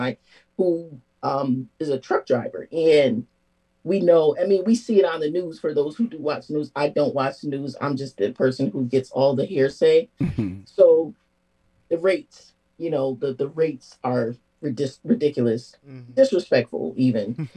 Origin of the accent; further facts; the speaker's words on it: New Haven, Connecticut, United States; growing up in New Haven